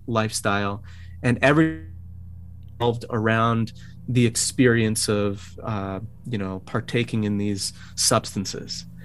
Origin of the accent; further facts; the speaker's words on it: Bayonne, New Jersey, United States; moved away as an adult; also born or lived in Secaucus, New Jersey / West Palm Beach, Florida; now in Brooklyn, United States; I was born in Secaucus, New Jersey, and grew up in Bayonne, New Jersey